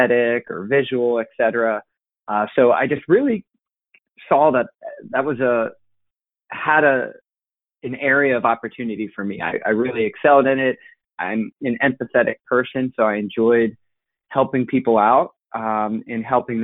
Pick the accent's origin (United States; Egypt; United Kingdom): United States; Cincinnati, Ohio; I'm from Cincinnati originally and grew up always being into sports